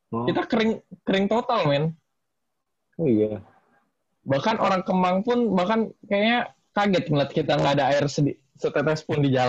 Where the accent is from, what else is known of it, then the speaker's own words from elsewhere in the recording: Jakarta, Indonesia; gue sih udah tinggal di Jakarta Utara seumur hidup gue lah ya 20 tahun hmm. lebih.